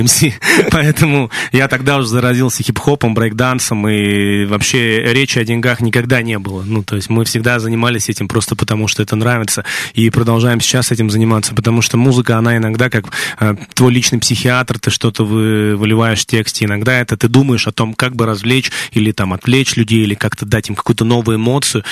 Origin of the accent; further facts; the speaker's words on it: Kemerovo, Kemerovo Oblast, Russia; откуда я родом